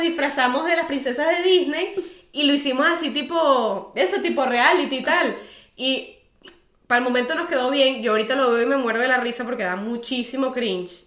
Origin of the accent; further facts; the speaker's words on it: Venezuela; moved away as an adult; yo me fui de Venezuela